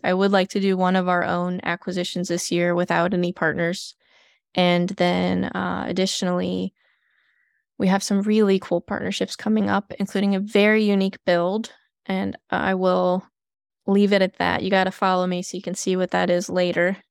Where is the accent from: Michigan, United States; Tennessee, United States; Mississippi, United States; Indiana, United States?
Michigan, United States; Flint; moved away; I'm originally from Flint, Michigan